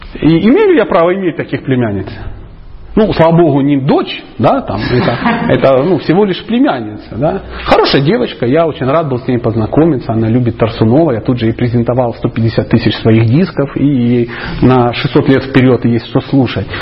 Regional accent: Dnipro, Dnipropetrovsk Oblast, Ukraine; я просто мужичок из Днепропетровска

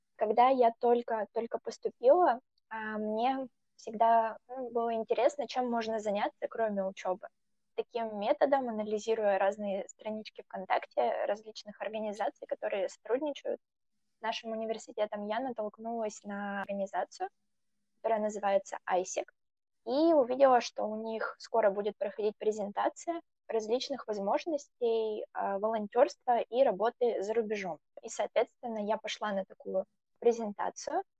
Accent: Russia; Я была, наверное, почти одна такая так далеко из России

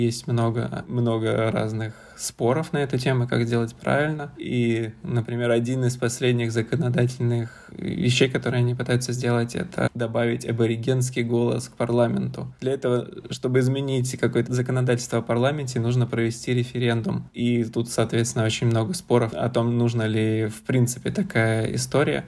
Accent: Saint Petersburg, Russia; moved away as an adult; also born or lived in Moscow; now in Sydney, Australia; я сам из Петербурга, прожил там почти всю жизнь, за исключением нескольких месяцев в Москве

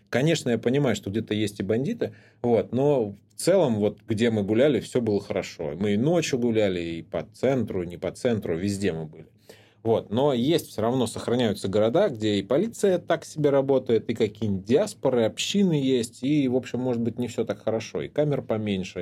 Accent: Anapa, Krasnodar Krai, Russia; я рос в Анапе

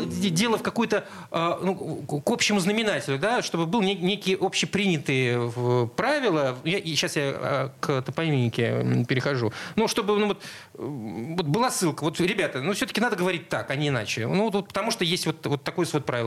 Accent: Saint Petersburg, Russia; Я вырос на Чайковского, соответственно, в школу ходил рядом с кинотеатром «Спартак»

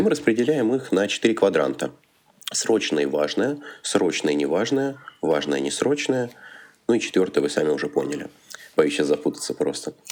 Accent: Kaluga, Kaluga Oblast, Russia; moved away as an adult; now in Moscow, Russia; Я родом с Калуги. Уже третий год учусь и живу в Москве

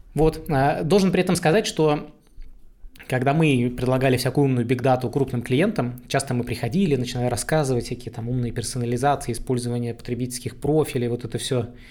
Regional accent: Saint Petersburg, Russia; я простой парень из Петербурга, вырос в жопе этого самого города

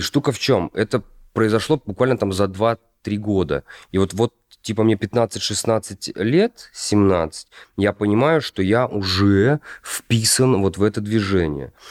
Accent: Kostroma, Kostroma Oblast, Russia; moved away; Я из Костромы. Вот. Я жил в рабочем районе.

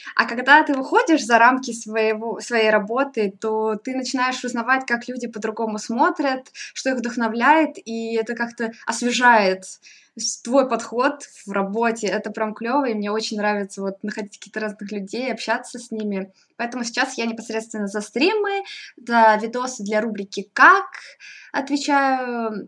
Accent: Novosibirsk, Novosibirsk Oblast, Russia; moved away as an adult; now in Moscow, Russia; Я вообще из Новосибирска была. М, а, в принципе, из Сибири

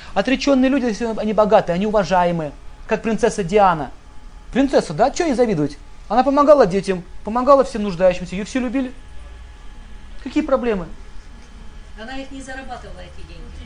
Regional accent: Russia; мы родились в России

